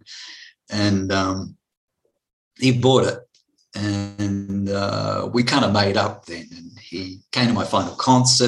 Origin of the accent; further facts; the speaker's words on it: Blue Mountains, New South Wales, Australia; also born or lived in France; I was brought up mainly in the Blue Mountains. We had a stint in France for 4 years because my father was in the Air Force.